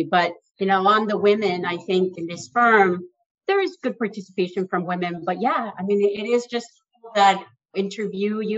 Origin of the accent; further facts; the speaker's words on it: Mexico; now in New York, United States; I moved about 20 years ago from Mexico to New York. And I was determined that I was going to stay in New York.